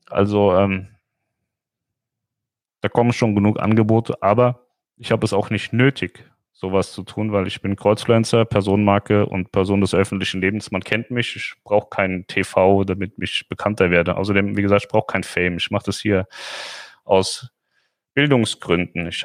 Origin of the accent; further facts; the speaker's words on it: Hesse, Germany; Ich komme ja aus dem Rhein-Main-Gebiet, da gibt es Wixhausen, Darmstadt-Wixhausen.